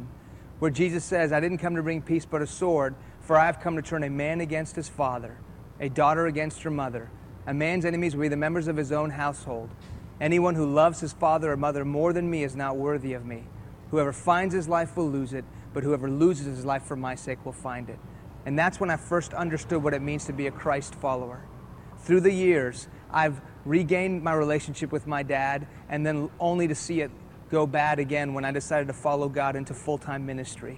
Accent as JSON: {"language": "English", "town": "Houston", "region": "Texas", "country": "United States", "tie": "born or raised there", "also_born_or_lived": "Iran", "first_language": "Persian", "second_language": "English", "said": "I was born here in Houston, Texas. When I was 2 years old, my family moved back to Iran, where my parents are from. In the late 70s, an Islamic revolution hit that country, and we moved back to Houston when I was in the middle of first grade."}